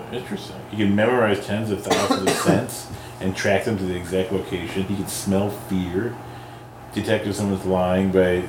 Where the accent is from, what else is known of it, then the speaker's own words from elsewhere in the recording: Detroit, Michigan, United States; we know that from growing up in Detroit.